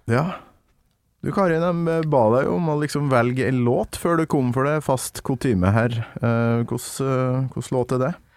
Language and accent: Norwegian; Kolvereid, Trøndelag, Norway; Kolvereid, der jeg kommer fra